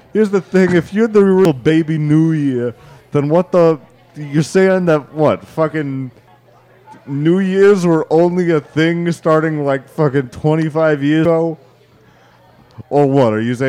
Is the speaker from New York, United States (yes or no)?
yes; New York, United States; I'm from {S4} Spurs {S5} New York.